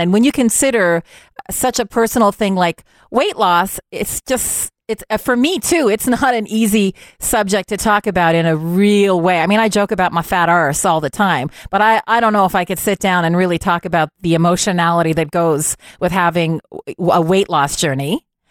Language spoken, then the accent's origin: English; Montreal, Quebec, Canada; also born or lived in Ontario; now in Ottawa, Canada; I would consider my hometown to be Montreal, even though technically I spent my elementary years in Ontario, but I went to high school, Cégep, University of Montreal